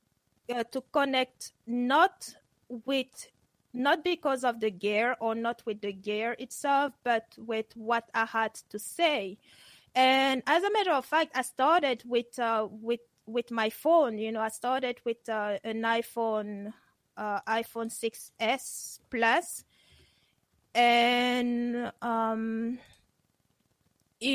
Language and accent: English; Geneva, Switzerland; moved away; also born or lived in Cameroon; Geneva, which is where I grew up